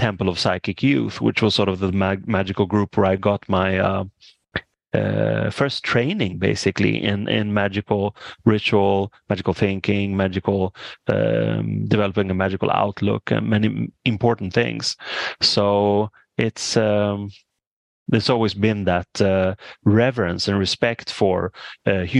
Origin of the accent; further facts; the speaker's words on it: Stockholm, Stockholm County, Sweden; I grew up in Stockholm, which is the capital.